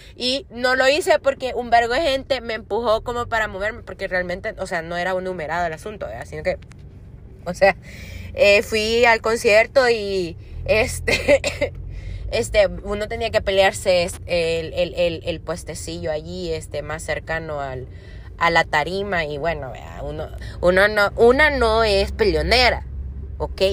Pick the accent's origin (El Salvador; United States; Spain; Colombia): El Salvador; yo soy del Salvador